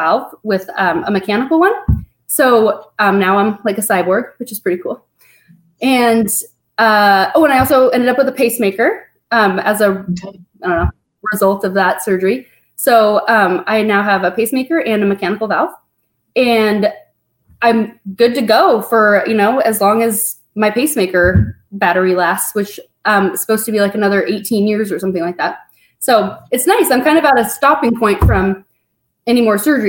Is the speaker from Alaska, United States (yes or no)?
no; Spokane, Washington, United States; I was born here in Spokane